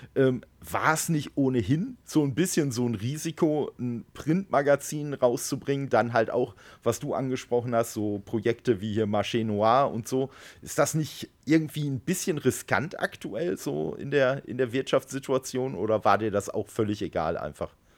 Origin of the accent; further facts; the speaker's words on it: Dortmund, North Rhine-Westphalia, Germany; moved away; meiner alten Heimat da, aus Dortmund